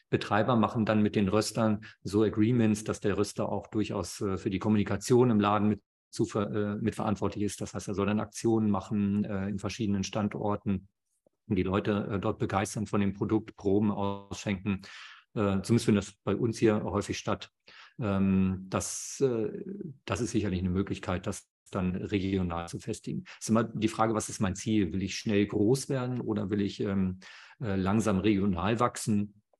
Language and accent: German; Germany; hier bei uns in Deutschland